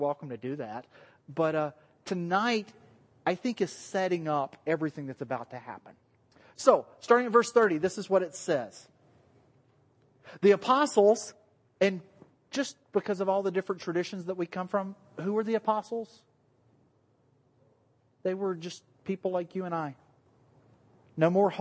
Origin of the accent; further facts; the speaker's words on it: the South, United States; accent: southern; moved away; My southern accent